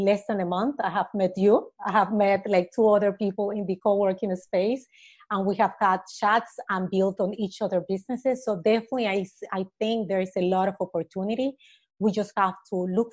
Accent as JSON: {"language": "English", "town": "Panama City", "region": "Panamá", "country": "Panama", "tie": "born or raised there", "said": "I'm originally from Panama, raised and born here in the city"}